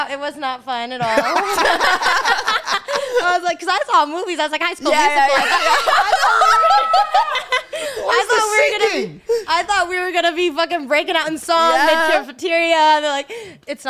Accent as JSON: {"language": "English", "region": "Colorado", "country": "United States", "tie": "born or raised there", "said": "I grew up in Colorado"}